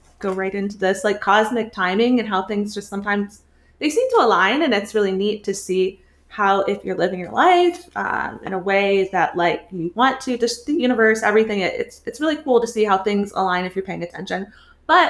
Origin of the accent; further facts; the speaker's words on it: Fort Myers, Florida, United States; also born or lived in Atlanta, Georgia; now in Pittsburgh, United States; I am originally from Fort Myers area, Pine Island, Florida. I was born in Atlanta, Georgia, and I moved here in 2009